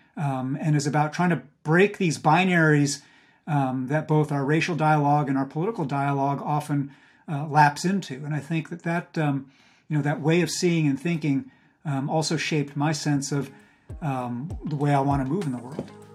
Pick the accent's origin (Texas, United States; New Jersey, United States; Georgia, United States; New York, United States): New York, United States; Hudson Valley, outside Poughkeepsie; I grew up in the Hudson Valley of New York, uh, which you also know well, outside of Poughkeepsie